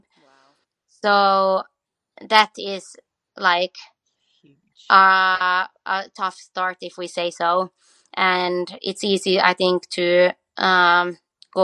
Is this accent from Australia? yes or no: yes; Australia; we come from Australia